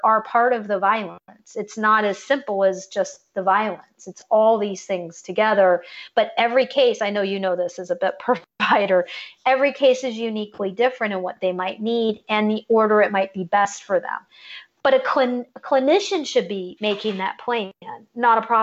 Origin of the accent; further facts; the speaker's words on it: California, United States; also born or lived in Georgia / Virginia; now in Florida, United States; I'm originally from California